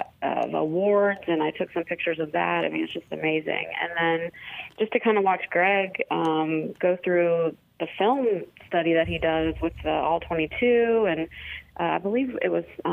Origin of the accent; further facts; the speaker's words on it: Ohio, United States; I went to Ohio State. I'm from Ohio.